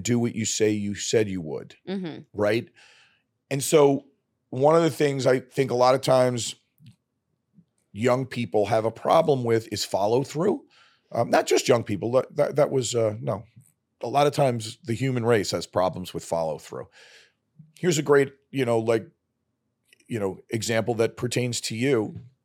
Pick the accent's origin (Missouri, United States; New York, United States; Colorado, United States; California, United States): New York, United States; New York City; moved away as an adult; also born or lived in Arizona / Canada; I grew up in Brooklyn